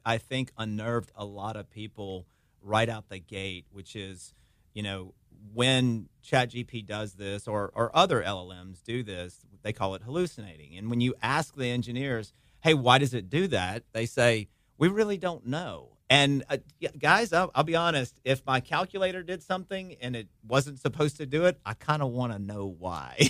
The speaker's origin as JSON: {"language": "English", "town": "Hammond", "region": "Louisiana", "country": "United States", "tie": "born or raised there", "also_born_or_lived": "Birmingham, Alabama", "moved": "as an adult", "lives_now": "Baton Rouge, United States", "said": "Been back here in Baton Rouge for the last almost three years now, but I grew up in Hammond, Louisiana"}